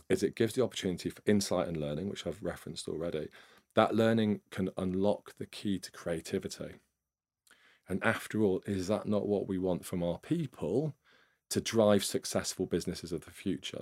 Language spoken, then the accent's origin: English; Nottingham, East Midlands, United Kingdom; I grew up in, uh, Nottingham, up in the East Midlands.